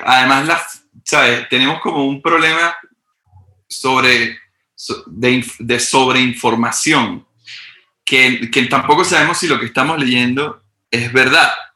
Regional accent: Venezuela; moved away; Yo vengo de Venezuela, un país extremadamente, o sea, súper bizarro.

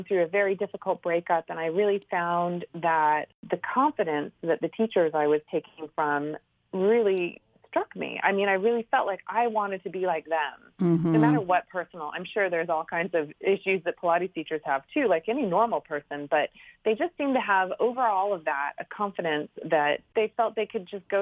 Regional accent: California, United States; moved away as an adult; also born or lived in New York; I'm from California originally and had moved to the East Coast

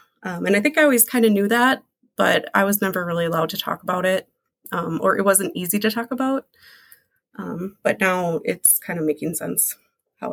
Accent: Minneapolis, Minnesota, United States; I was born here in Minneapolis in 1985

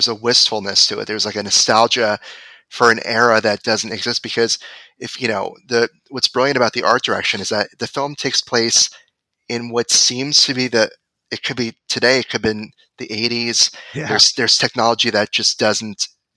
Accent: Connecticut, United States; Connecticut is my home state.

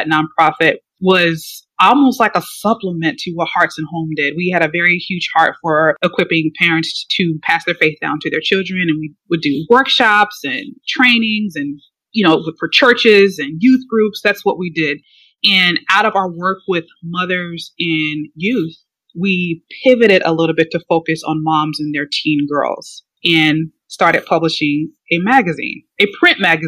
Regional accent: Chicago, Illinois, United States; moved away as an adult; now in Atlanta, United States; I am from the Chicago area, south suburbs of Chicago. I was born and raised there

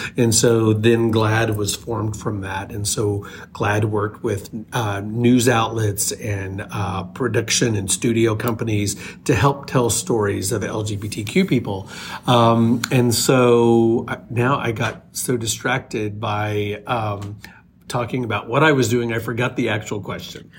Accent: small town Oklahoma, United States; moved away as an adult; also born or lived in Chicago; finding my way from small town Oklahoma to Chicago after college

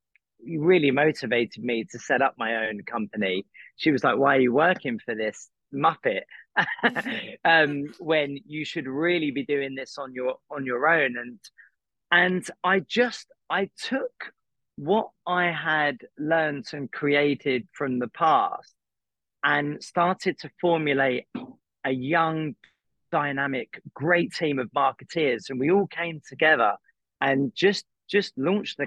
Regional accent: Croydon, London, United Kingdom; moved away as an adult; now in Los Angeles, United States; I'm from Croydon

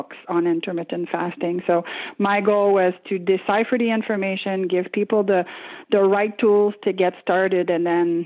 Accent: Quebec, Canada; English is a second language; now in Ottawa, Canada; I grew up in a small town in Quebec, Canada

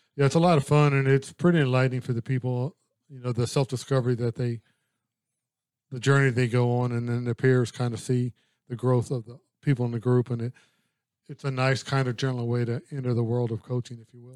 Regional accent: Louisiana, United States; I'm from Louisiana

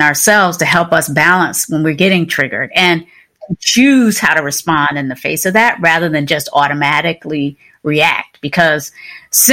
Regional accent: Kinston, North Carolina, raised in Virginia, United States; I was born and raised in the South, right? So Kinston, North Carolina, the small town, 30 miles inland from the coast or so, in Southeast Carolina, and then raised in Virginia

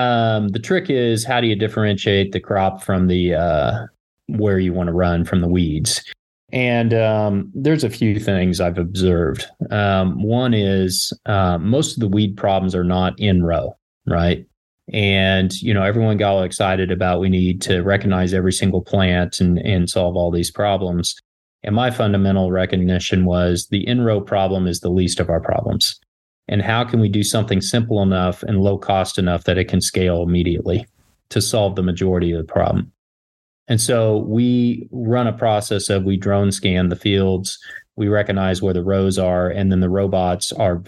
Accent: Kansas, United States; also born or lived in Los Angeles; I grew up in Kansas, farming on both sides of the family. Went to K-State, a couple degrees there, went

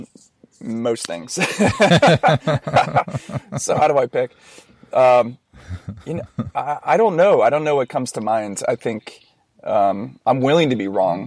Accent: Orange County, California, United States; also born or lived in San Diego; growing up in Orange County

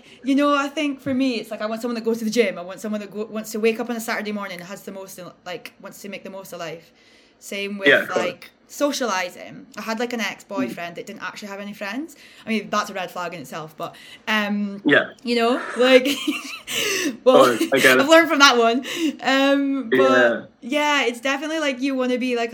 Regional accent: Aberdeen, Scotland, United Kingdom; where we're from, like we're British and Aberdeen

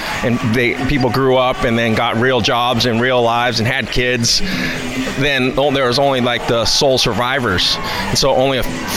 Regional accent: San Leandro, California, United States; I grew up in San Leandro, and then where I still reside

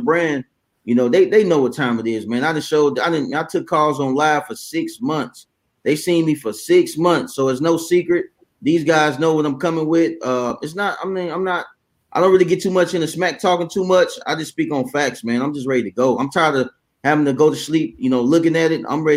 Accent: Ohio, United States; now in Alabama, United States; I'm actually from Ohio originally. I've been in Bama for 11 years now.

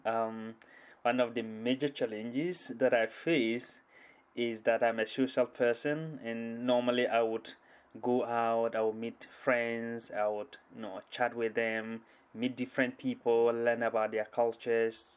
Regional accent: Ghana; moved away as an adult; now in Seattle, United States; I come from Ghana.

